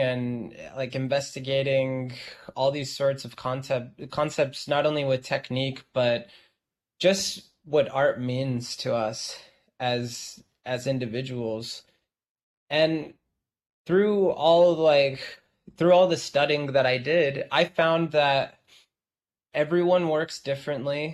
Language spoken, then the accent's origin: English; Los Angeles, California, United States; now in New York, United States; living in Los Angeles, I'm from Los Angeles